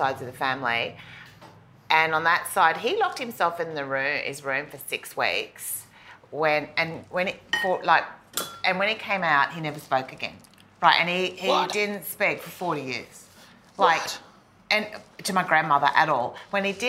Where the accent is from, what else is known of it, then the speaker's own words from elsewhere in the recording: Wondai, Queensland, Australia; moved away; also born or lived in Kingaroy, Queensland / Northern Rivers, New South Wales; I grew up in a town called Wandai southeast Queensland. I was born in Kingaroy